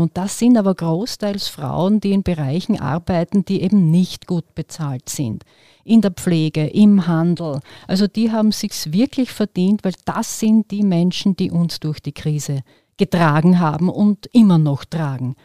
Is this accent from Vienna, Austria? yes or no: no; Western Styria, Austria; Ich komme aus der Weststeiermark